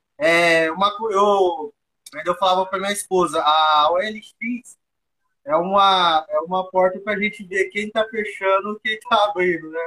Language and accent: Portuguese; Brazil; eu nasci cresci aqui no bairro, no Eldorado